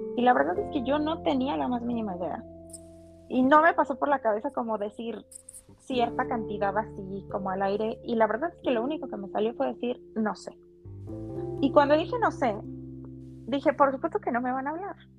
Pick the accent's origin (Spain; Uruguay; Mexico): Mexico; Tula; moved away as an adult; also born or lived in Mexico City; vivía en un departamento muy chiquito con dos roomies que, también eran de, Tula